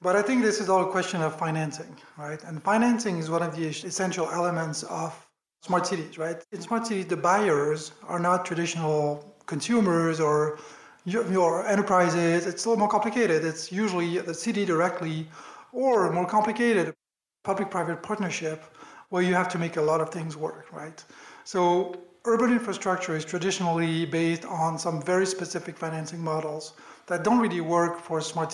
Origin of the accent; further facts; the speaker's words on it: France; accent: French; English is a second language; moved away as an adult; also born or lived in Washington, DC, United States; now in New York, United States; I'm French, as you might hear from my accent. I moved to the US 12 years ago now